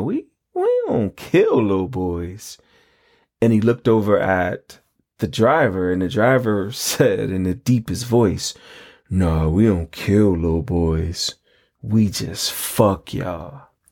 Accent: New York, United States; I'm originally from New York, my roots were planted in Mississippi. That's where my family's from.

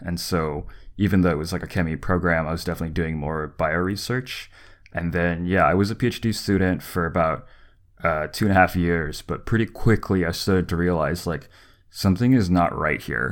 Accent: the South, United States; moved away; also born or lived in California; growing up in the South

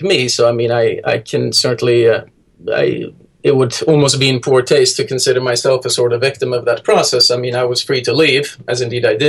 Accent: Sweden; also born or lived in Heidelberg, Germany; now in New York City, United States; I grew up in Sweden, my mother taught me to read at an early age

